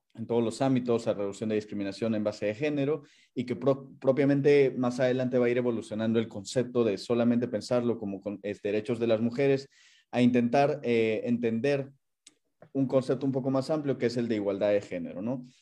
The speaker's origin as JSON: {"language": "Spanish", "region": "Puno", "country": "Peru", "tie": "born or raised there", "also_born_or_lived": "Lima", "moved": "as an adult", "lives_now": "Geneva, Switzerland", "said": "yo soy de nacionalidad peruana, yo nací en Lima, viví 15 años en Puno, luego regresé a Lima para continuar con mis estudios"}